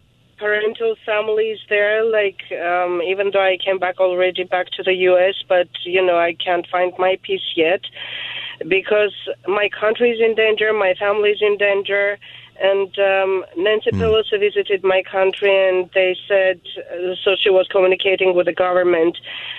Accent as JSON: {"language": "English", "country": "Armenia", "moved": "yes", "lives_now": "Los Angeles, United States", "said": "my origin country, which is Armenia. I'm Armenian. I am coming literally like last week. I came from Armenia. And it's really like I haven't seen my parents for 10 years"}